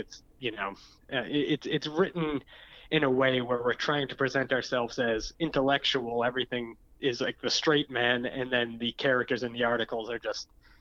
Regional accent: Massachusetts, United States; I'm from Massachusetts

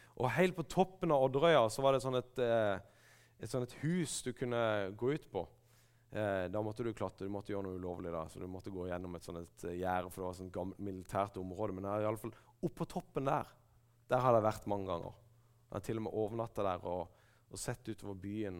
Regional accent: Kristiansand, Agder, Norway; galleriet i Kristiansand frikirke, der jeg vokste opp

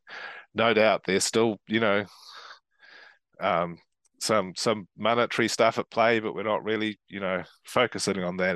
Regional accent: Christchurch, Canterbury, New Zealand; I come from Christchurch, which is part of Canterbury

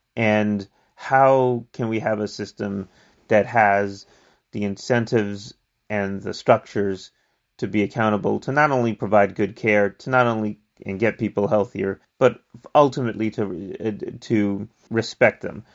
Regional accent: New York City, New York, United States; moved away as an adult; also born or lived in New Jersey; now in California, United States; I grew up in the Bronx, New York City.

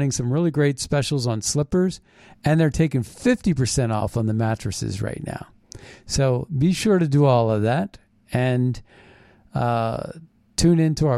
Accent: Philadelphia, Pennsylvania, United States; I was born in Philadelphia

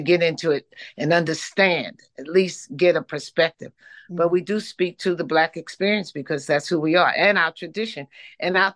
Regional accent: New York City, New York, United States; I came from New York City

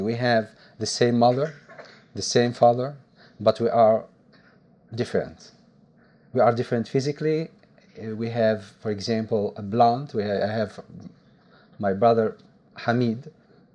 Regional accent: Algiers, Algiers Province, Algeria; English is a second language; moved away as an adult; also born or lived in Italy; I was born in Algiers, in Berber, very Berber family, because my mother doesn't speak Arabic. So I lived this condition of minority in Algiers

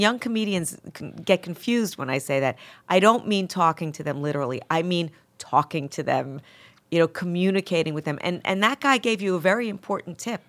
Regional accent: Mount Vernon, New York, United States; accent: Bronx; also born or lived in Bronx; most people that, that I grew up with in Mount Vernon were Bron-, uh, our parents were from the Bron-, you know, it was Bronx transplants into Mount Vernon, so it's the same accent

